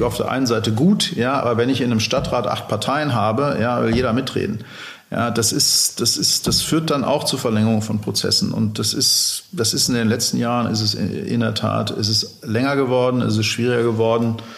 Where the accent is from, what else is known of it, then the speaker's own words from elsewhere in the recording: Dortmund, North Rhine-Westphalia, Germany; also born or lived in Hamburg; ich bin Dortmunder, ich äh, wohne in Hamburg und in Dortmund, da lege ich auch Wert drauf, ähm, bin in Dortmund aufgewachsen